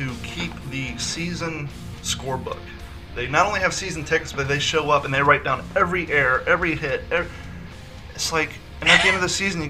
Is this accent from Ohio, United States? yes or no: yes; Columbus, Ohio, United States; also born or lived in Kentucky / Long Beach, California; now in Florida, United States; I grew up in Ohio and Kentucky. And so down here, well, before I moved to Florida, I lived in California. I lived in Long Beach for 3 years.